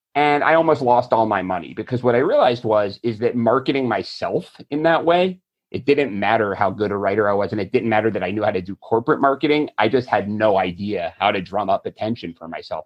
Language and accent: English; Florida, United States; I'm from Florida